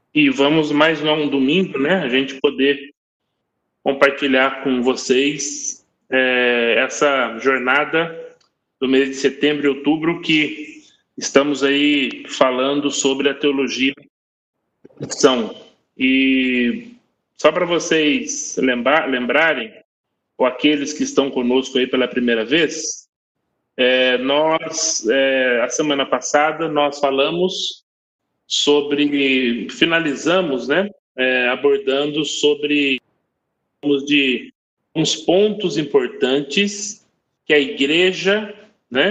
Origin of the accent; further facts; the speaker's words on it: Brazil; nós brasileiros, nós muitos de nós parecemos com povos de algumas partes do mundo